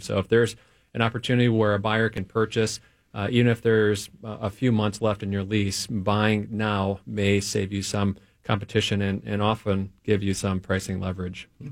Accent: Detroit, Michigan, United States; moved away as an adult; now in Minneapolis, United States; I grew up in Detroit, Michigan

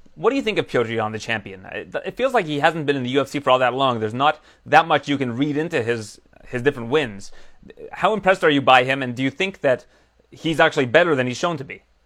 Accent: Canada; as a Canadian

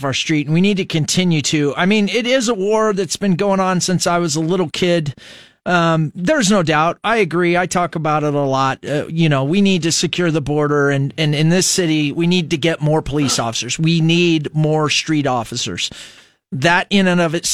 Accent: United States; I'm an American

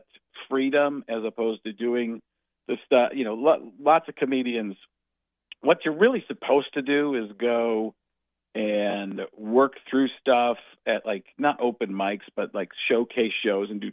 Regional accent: Waukesha, Wisconsin, United States; also born or lived in Chicago, Illinois; I grew up in Waukesha, Wisconsin, so it's pretty similar

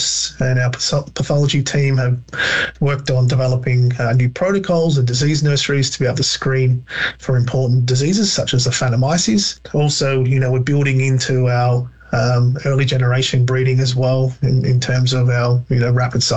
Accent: Wimmera, Victoria, Australia; moved away as an adult; now in Canada; I'm Australian. And so I grew up on our family farm in the Wimmera of Victoria in Australia

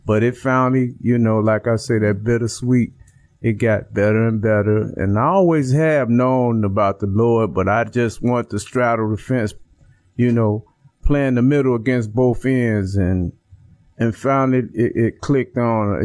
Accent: Chicago, Illinois, United States; I'm from Chicago, Illinois, mm-hmm. Uh, the West Side, pretty rough area uh, with gangs, uh, drugs, violence, and prostitution, gambling, and things like that. Mm-hmm. And I was the only child, so basically I grew up in the streets

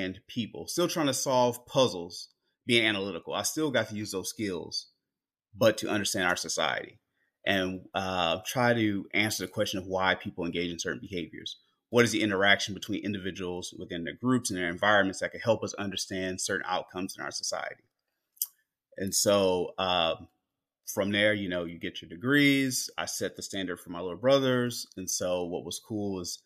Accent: Houston, Texas, United States; also born or lived in Los Angeles, California; we grew up in Greens Point, which is the northwest part of Houston, Texas

